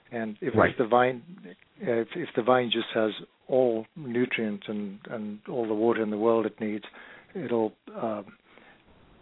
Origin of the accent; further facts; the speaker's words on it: Zimbabwe; moved away; I grew up in Rhodesia in Africa